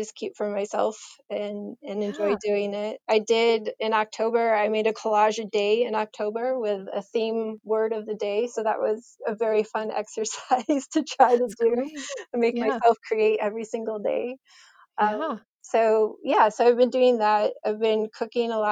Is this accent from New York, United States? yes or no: no; Colorado, United States; also born or lived in Michigan; now in New Hampshire, United States; I grew up out in Colorado, so I grew up out west. And originally from Michigan